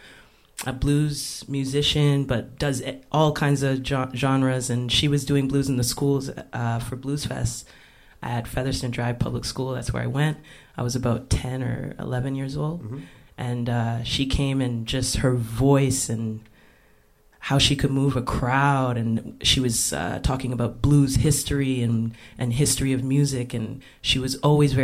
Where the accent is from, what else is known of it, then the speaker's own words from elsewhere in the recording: Ottawa, Ontario, Canada; I'm born and raised in Ottawa.